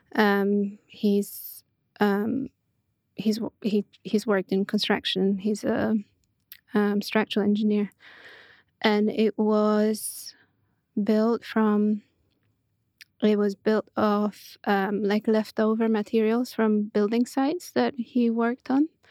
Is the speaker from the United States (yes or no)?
no; Puszczykowo, Greater Poland, Poland; also born or lived in Poznań; I grew up in Poland, in a small town of about ten thousand people called Puszczykowo.